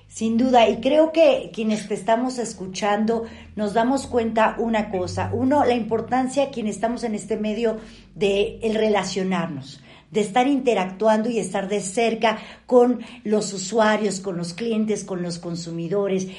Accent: Mexico

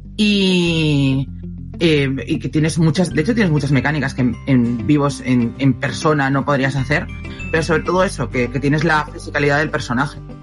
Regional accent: Asturias, Spain; yo soy de Asturias

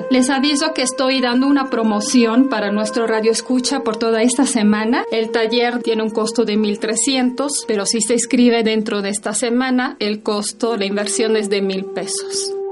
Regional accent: Italy; soy psicóloga, soy maestra de Reiki, eh, soy italiana

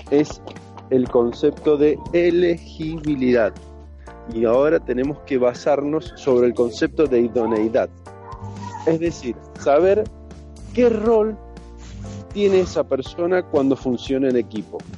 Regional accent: Argentina; lo digo como argentino, eh, uno elegiría a Messi para cualquier equipo del mundo, sin duda.

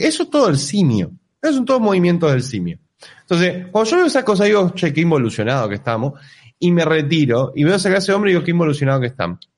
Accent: Argentina; Yo claramente soy argentino pobre con menos poder adquisitivo

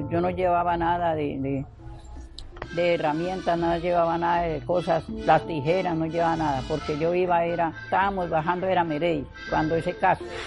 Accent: San Martín, Meta, Colombia; now in Calamar, Colombia; Y soy de San Martín, mi cédula es de, la saqué en Vicente o sea que de, San Martín a Villavicencio, mi cédula

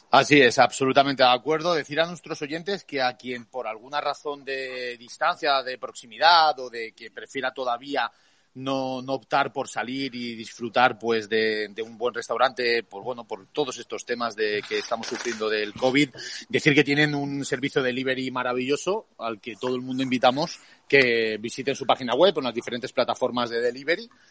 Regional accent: Spain; como españoles también nos, nos debería honrar

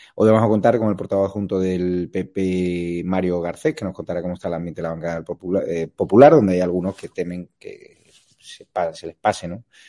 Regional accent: Andalusia, Spain; los andaluces no somos así, somos un pueblo de acogida

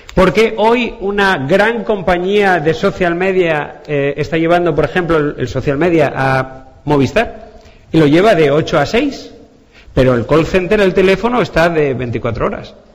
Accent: Asturias, Spain; yo soy asturiano

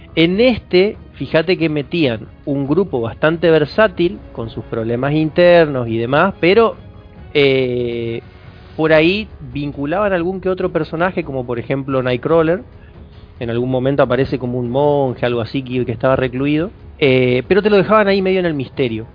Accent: interior of Chaco, Argentina; yo soy del interior del Chaco

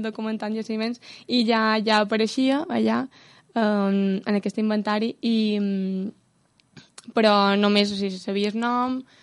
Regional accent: Muro, Balearic Islands, Spain; com a morera

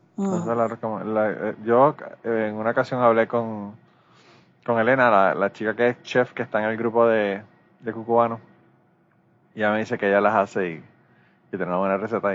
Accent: Puerto Rico; Los boricuas podemos nosotros hablar mierda de Puerto Rico

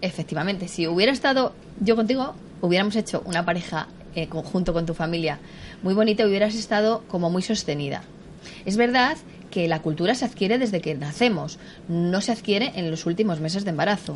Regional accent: Tarancón, Castilla-La Mancha, Spain; yo me crié en un pueblo, en Tarancón, de Cuenca

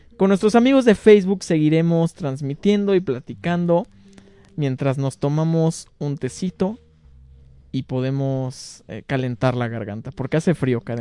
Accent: León, Guanajuato, Mexico; como leoneses

